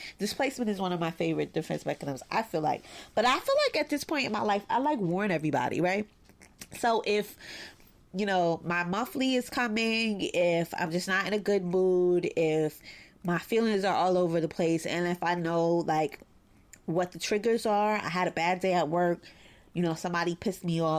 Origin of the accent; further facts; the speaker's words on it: Brooklyn, New York, United States; It sucks because growing up in Bed-Stuy, like I'm really good at it.